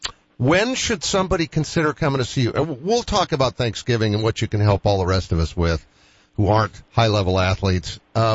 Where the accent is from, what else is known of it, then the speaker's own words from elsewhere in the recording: Boston, Massachusetts, United States; moved away as an adult; now in Sioux Falls, United States; I've been here 45 years, and I'm a Bostonian, never had any intention of being here for more than 2 years, and here I still am.